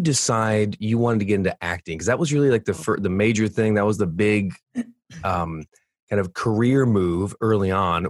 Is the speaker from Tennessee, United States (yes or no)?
no; California, United States; moved away as an adult; now in Michigan, United States; I grew up in California 38 years, and I moved out yeah. to Michigan